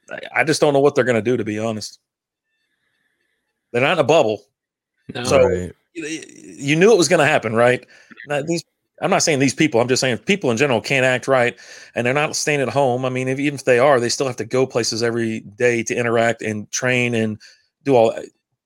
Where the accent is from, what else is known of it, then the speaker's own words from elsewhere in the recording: Kentucky, United States; I'm from Kentucky.